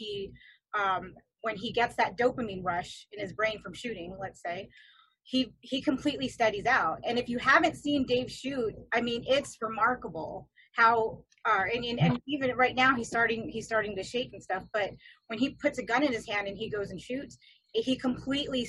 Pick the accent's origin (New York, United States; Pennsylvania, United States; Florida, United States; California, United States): California, United States; growing up in California